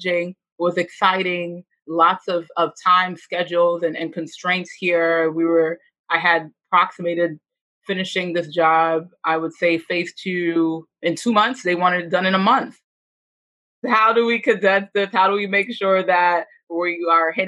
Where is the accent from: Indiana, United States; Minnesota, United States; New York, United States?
New York, United States; New York City; I am from the Bronx. I'm from the Northeast Bronx.